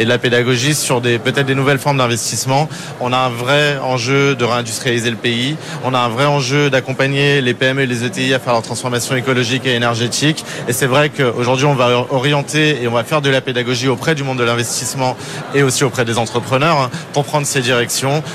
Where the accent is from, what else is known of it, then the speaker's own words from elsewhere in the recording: France; on est des Gaulois, on est des Français